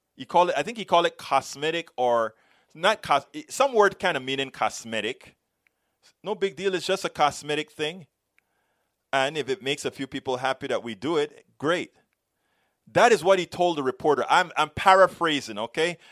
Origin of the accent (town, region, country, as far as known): United States